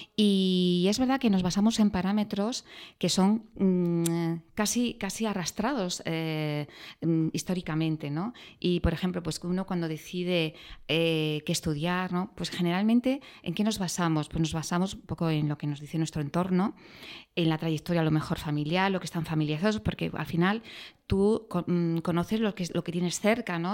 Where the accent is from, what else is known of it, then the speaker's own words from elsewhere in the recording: a small town near Granada, Andalusia, Spain; moved away; also born or lived in Madrid; mi padre era de Madrid, em, yo soy andaluza por la parte de mi madre